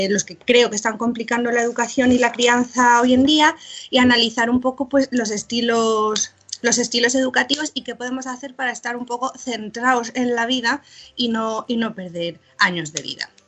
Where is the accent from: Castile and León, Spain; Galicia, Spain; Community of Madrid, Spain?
Castile and León, Spain; Burgos; pero es que yo soy de Burgos, ¿no?